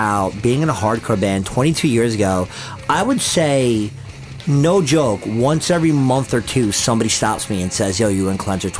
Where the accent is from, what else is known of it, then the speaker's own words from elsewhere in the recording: West Hempstead, New York, United States; my hometown of West Hempstead